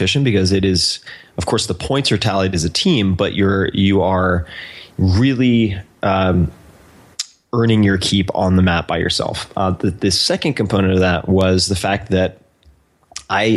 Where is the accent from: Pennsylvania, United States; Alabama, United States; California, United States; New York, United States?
New York, United States; Eastern Long Island; moved away; I was born and raised on Eastern Long Island